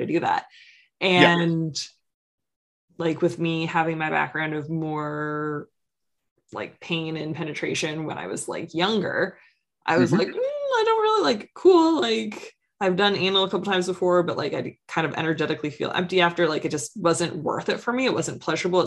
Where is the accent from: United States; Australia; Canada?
Canada; East Coast of Canada; I'm from the East Coast of Canada